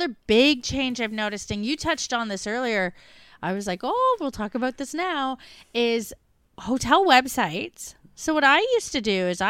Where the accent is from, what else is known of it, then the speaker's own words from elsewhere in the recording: Melbourne, Victoria, Australia; We're from Melbourne.